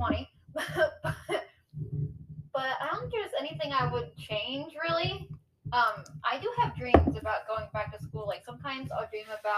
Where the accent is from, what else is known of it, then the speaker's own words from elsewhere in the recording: United States; accent: American; as you can tell by my accent, I am American, so I live in the States here